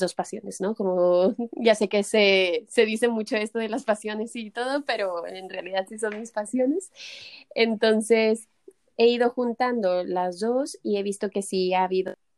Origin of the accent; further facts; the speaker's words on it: Mexico; moved away as an adult; now in Barcelona, Spain; yo soy mexicana, pero ya llevo 10 años, 11 aquí en Barcelona